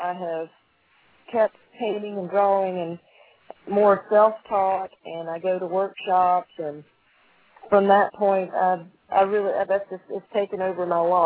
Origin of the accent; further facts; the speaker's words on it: Huntsville, Alabama, United States; now in Tennessee, United States; I was born and raised in Huntsville, Alabama, on a farm